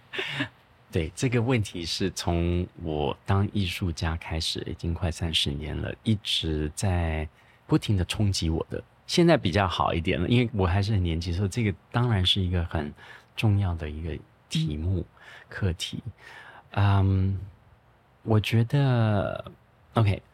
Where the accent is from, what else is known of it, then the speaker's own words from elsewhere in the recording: Taiwan; moved away; 我们小时候是在泸州长大的